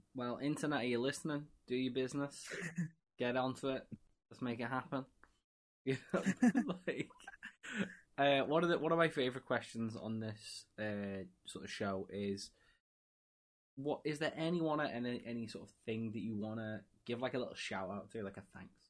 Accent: England, United Kingdom; me being English and a football slash soccer fan

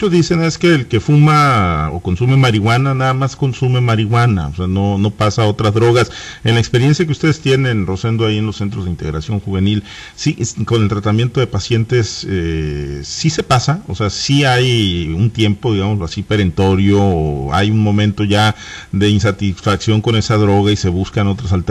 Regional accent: Mexico

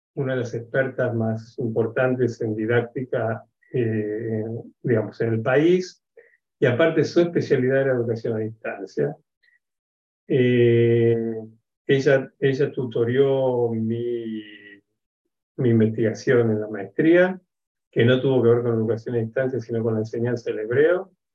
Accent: Buenos Aires, Argentina; moved away as an adult; now in Israel; yo soy argentino, nací en Buenos Aires hace casi 63 años

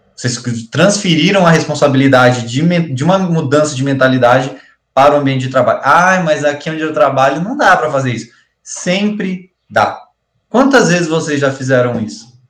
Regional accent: Campo Mourão, Paraná, Brazil; nós somos de Campo Mourão

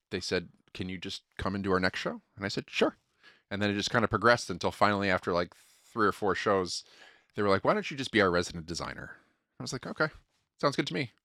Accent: Connecticut, United States; moved away; I'm from Connecticut originally

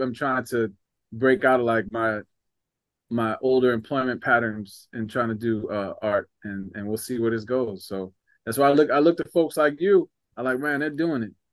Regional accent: New Jersey, United States; moved away; I'm from New Jersey

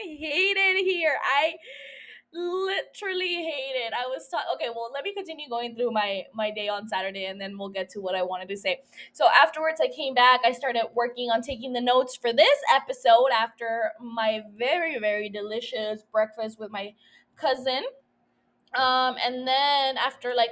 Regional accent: Calexico, California, United States; now in San Diego, United States; I had gone down to my hometown, to Calexico

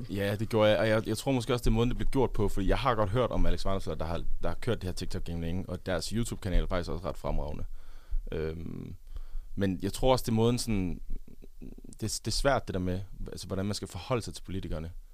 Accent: Funen, Southern Denmark, Denmark; moved away; also born or lived in Odense; på Fyn, hvor jeg kommer fra

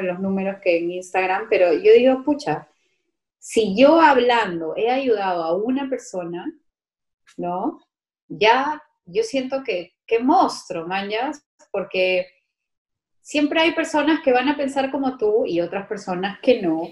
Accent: Lima, Peru; los limeños

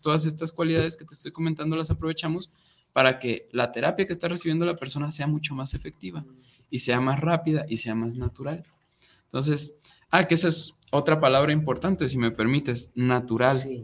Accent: Guadalajara, Jalisco, Mexico; moved away as an adult; now in Monterrey, Mexico; me voy a mi pueblito, ¿no? Acá a Guadalajara

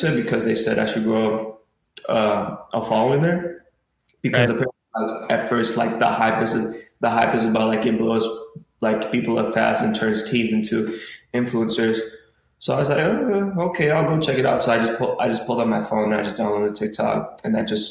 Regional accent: Arcadia, California, United States; I was born in the race in Arcadia. My whole life I was growing up there

